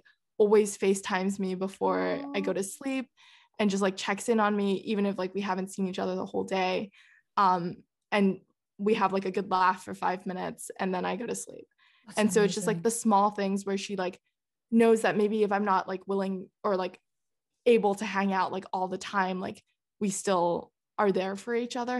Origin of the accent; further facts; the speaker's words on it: Netherlands; Oh, we grew up in the Netherlands for like 6.5 years and we would go back like every summer basically